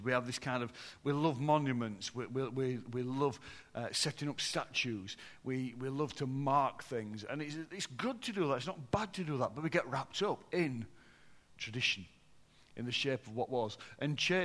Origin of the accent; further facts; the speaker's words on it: Yorkshire and the Humber, United Kingdom; I'm from Yorkshire.